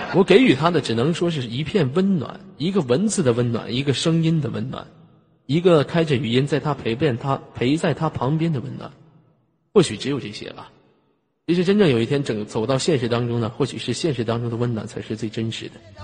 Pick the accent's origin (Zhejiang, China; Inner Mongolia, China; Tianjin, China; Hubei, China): Inner Mongolia, China; Tongliao; 我就是内蒙古葱寮的